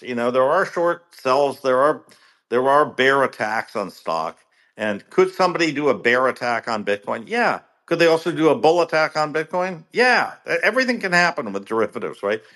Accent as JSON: {"language": "English", "country": "United States", "said": "as an American"}